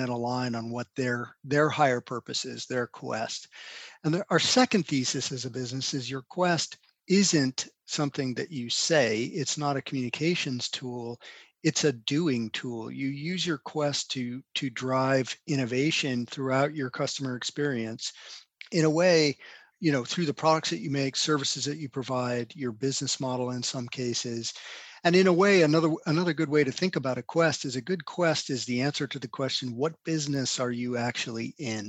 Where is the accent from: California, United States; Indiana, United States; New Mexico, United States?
New Mexico, United States; Albuquerque; also born or lived in Carrollton, Georgia; I grew up in Albuquerque, New Mexico, primarily. I was born in Carrollton, Georgia, and my dad was an academic, and we moved around quite a bit while he was still in school